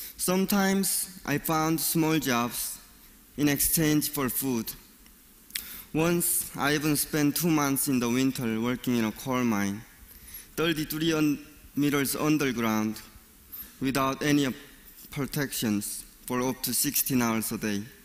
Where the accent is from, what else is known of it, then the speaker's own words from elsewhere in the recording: North Korea; moved away; I was born and raised in North Korea.